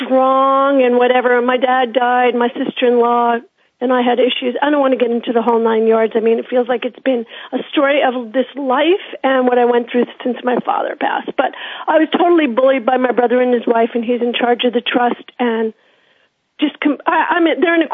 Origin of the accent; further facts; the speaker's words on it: United States; now in Vancouver, Canada; I'm American as well as landed up here. I've been here a while.